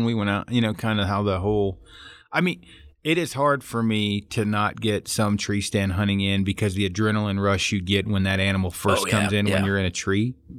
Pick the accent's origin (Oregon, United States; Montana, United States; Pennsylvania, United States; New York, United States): Oregon, United States; Now, I'm from Oregon originally.